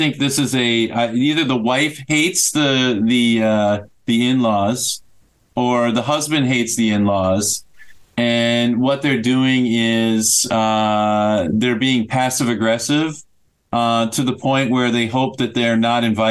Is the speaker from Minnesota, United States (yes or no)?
yes; Minnesota, United States; I'm from Minnesota